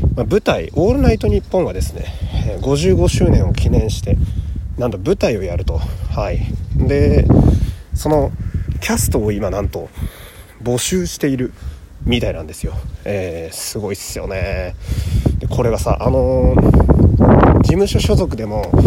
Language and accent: Japanese; Fukui, Japan; moved away; 今私は地元の福井県福井市に帰ってきておりましてね。